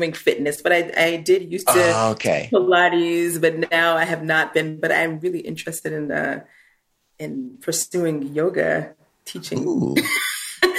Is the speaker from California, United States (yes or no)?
no; Chicago, Illinois, United States; moved away as an adult; also born or lived in Washington, D.C. / New York City; now in Vienna, Austria; I grew up about 20 minutes outside of Chicago